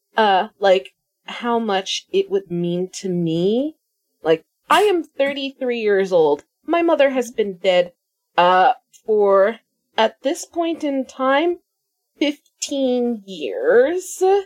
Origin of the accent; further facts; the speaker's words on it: United States; I'm American